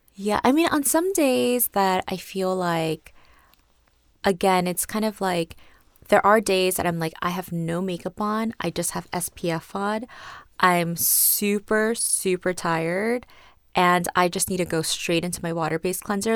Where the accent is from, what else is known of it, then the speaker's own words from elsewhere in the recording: South Korea; moved away; also born or lived in New York; I grew up in Korea until college. I grew up in New York first, moved to Korea at the end of elementary school, and was there until college